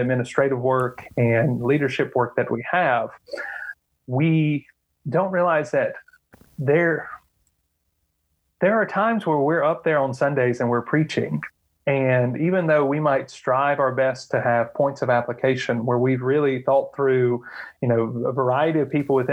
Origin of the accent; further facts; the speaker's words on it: the South, United States; moved away as an adult; now in Reykjavik, Iceland; growing up in the South